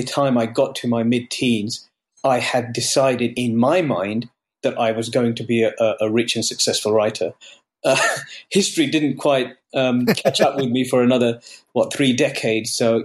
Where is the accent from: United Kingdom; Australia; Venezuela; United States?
United Kingdom; also born or lived in India; I was born in Britain. I grew up here